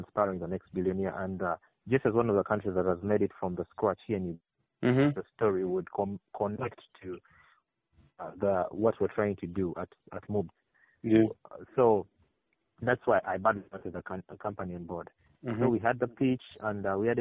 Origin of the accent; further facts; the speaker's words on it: Arua, Northern Region, Uganda; Yes, I come from within the town of Arua, the Arua municipality. The place I come from is Konvara.